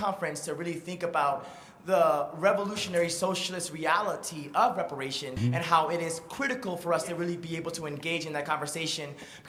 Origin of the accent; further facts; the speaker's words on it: Beaumont, Texas, United States; now in Brooklyn, United States; I'm also from Texas, Beaumont, Texas, 80 miles southeast of Houston, just on the Gulf Coast, you know, a 30-minute drive from Lake Charles, right. Louisiana, though today I live in Brooklyn, New York.